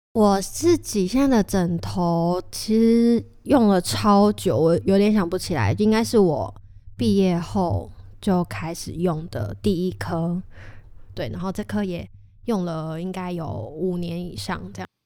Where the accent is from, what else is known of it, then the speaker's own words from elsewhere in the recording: Kaohsiung, Taiwan; 我是高雄人